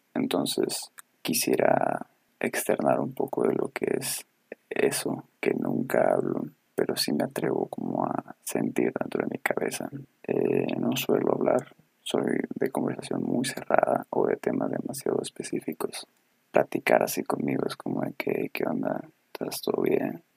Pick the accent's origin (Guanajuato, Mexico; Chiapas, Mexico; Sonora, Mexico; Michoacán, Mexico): Sonora, Mexico; Ciudad Obregón; somos de Sonora, para si alguien nos escucha en otro lado. Sonora, Ciudad de Obregón